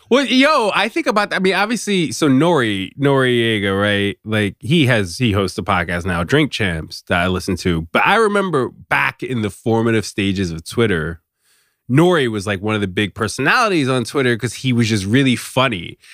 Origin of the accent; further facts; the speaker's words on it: Virginia, United States; I'm from Virginia